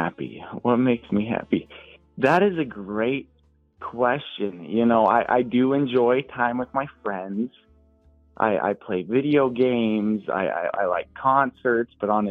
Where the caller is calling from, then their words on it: Grand Forks, North Dakota, United States; Grand Forks, North Dakota. Shout out UND, baby.